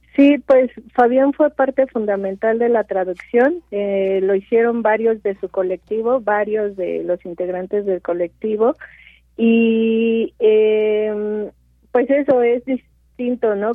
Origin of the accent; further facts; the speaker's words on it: Mixteca Alta, Oaxaca, Mexico; yo soy de Oaxaca, soy de la Mixteca Alta